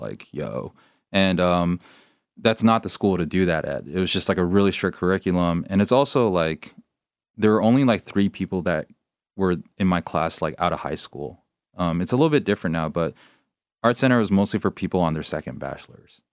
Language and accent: English; San Gabriel Valley, Southern California, United States; I grew up in the San Gabriel Valley